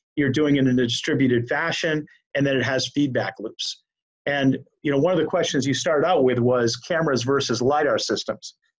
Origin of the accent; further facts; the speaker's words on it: Maine, United States; moved away; I'm from Maine originally